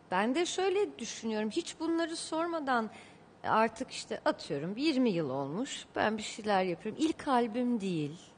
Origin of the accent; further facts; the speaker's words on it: Beirut, Beirut Governorate, Lebanon; born there; Beyrut'ta doğdum. Hayır doğmaz olaydım diye geçti bu 20 yılım.